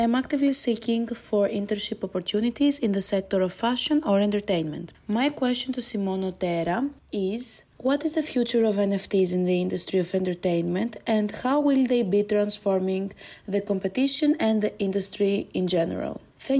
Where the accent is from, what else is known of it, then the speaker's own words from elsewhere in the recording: Greece; I was a participant of the FT Talent Challenge in 2021, and I'm originally from Greece. I'm also currently living in Greece, where I am studying for my business administration bachelor's degree